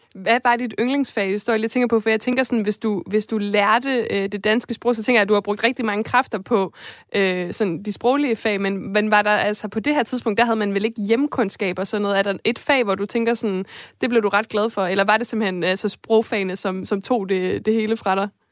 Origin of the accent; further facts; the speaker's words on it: Esbjerg, Southern Denmark, Denmark; jeg kommer fra Esbjerg, og Fanø ligger lige ved siden af